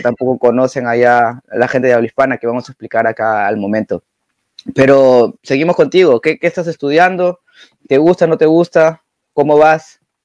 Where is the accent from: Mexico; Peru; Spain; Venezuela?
Peru; now in Germany; él es, peruano, igual que yo